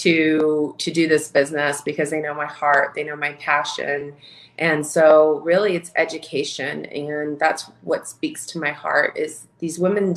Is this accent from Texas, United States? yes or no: yes; Houston, Texas, United States; moved away as an adult; now in Minnesota, United States; I was born and raised in Houston, Texas